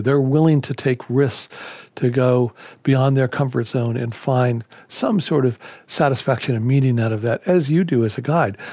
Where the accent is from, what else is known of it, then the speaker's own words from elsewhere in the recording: Bethesda, Maryland, United States; I grew up in the Potomac River in, uh, Bethesda, Maryland, outside of D C